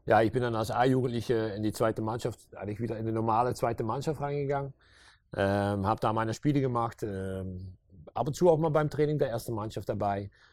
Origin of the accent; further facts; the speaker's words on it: Meerssen, Limburg, Netherlands; German is a second language; now in Maastricht, Netherlands; ich bin hier um die Ecke geboren in Meersen.